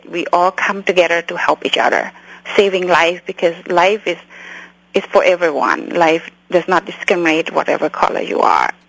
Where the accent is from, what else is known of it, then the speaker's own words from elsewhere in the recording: California, United States; English is a second language; also born or lived in Cambodia; To be honest, I grew up in Orange County. When I came here in Orange County at that time.